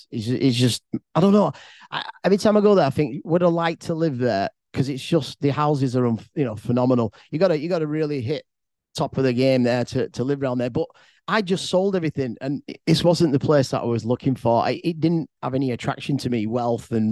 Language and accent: English; England, United Kingdom; I'm from England